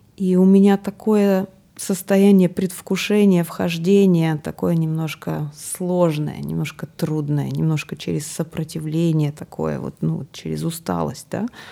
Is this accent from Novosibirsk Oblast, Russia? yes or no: yes; Akademgorodok, Novosibirsk Oblast, Russia; я из Академградка